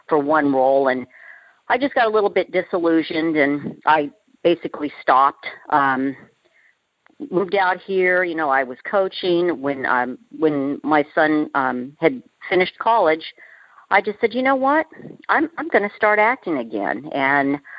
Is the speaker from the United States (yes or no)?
yes; Orange County, California, United States; now in Texas, United States; I was raised in Orange County, California